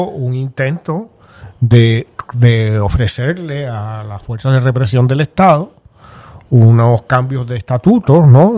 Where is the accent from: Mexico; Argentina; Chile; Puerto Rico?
Puerto Rico; los puertorriqueños